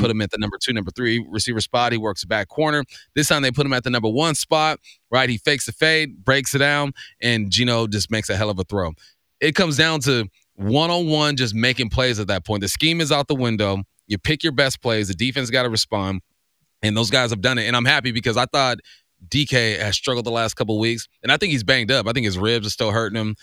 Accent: California, United States; growing up in Cali

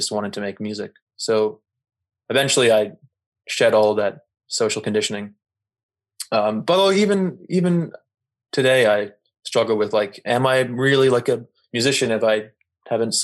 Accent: Toronto, Ontario, Canada; moved away as an adult; also born or lived in Ottawa; now in Montreal, Canada; I'm originally from Toronto.

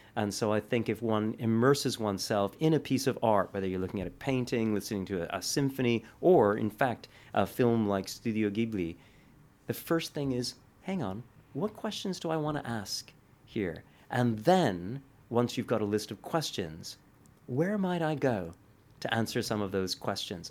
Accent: Canada; moved away as an adult; also born or lived in Italy / Paris; now in United Kingdom; as a Canadian

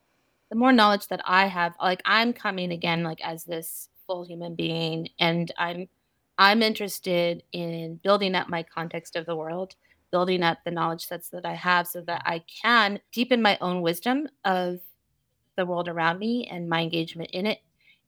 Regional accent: California, United States; So really building myself outside of my hometown, essentially, which I think was pivotal for me coming from a small Central Valley town.

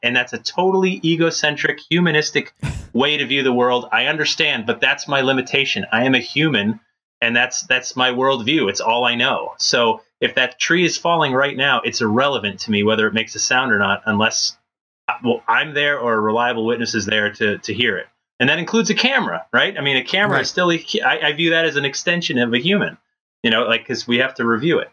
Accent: Connecticut, United States; I did a lot of growing up in Connecticut

